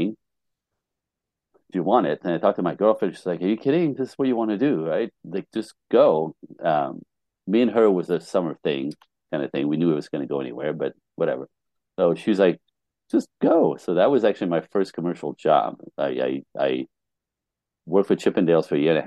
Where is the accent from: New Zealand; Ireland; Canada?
Canada; I'm Canadian